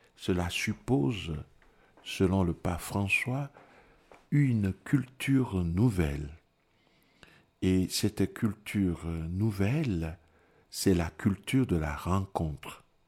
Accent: Togo; moved away; je viens du Togo

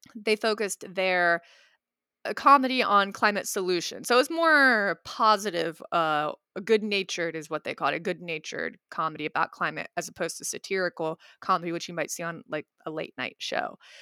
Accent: West Virginia, United States; growing up as a Indian American in West Virginia

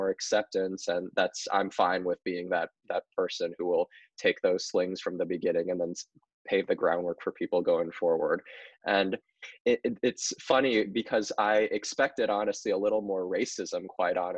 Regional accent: Indiana, United States; born or raised there

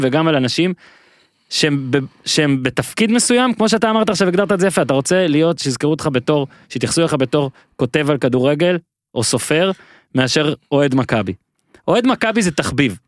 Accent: Northern District, Israel; now in Tel Aviv, Israel

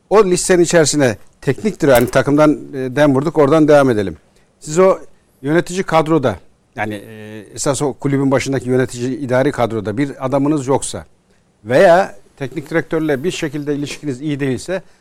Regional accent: Ankara, Turkey; born there; now in İzmir, Turkey; Ankara doğumluyum. Ankara.

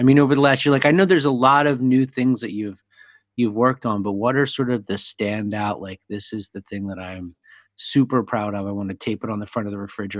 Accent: Philadelphia, Pennsylvania, United States; I'm from Philly.

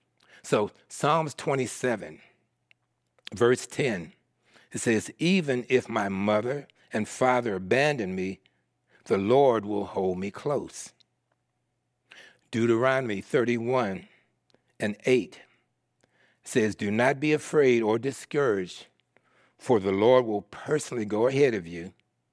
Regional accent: Philadelphia, Pennsylvania, United States; born there; So I was born in Philadelphia, Pennsylvania, and I was raised by my aunt, my father's sister.

